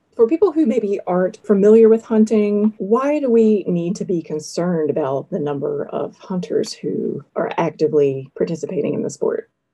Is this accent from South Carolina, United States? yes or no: yes; South Carolina, United States; I grew up in South Carolina